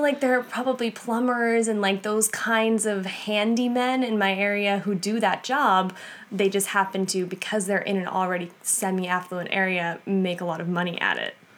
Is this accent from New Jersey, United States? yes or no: no; Massapequa, New York, United States; I'm from Massapequa, Long Island, New York.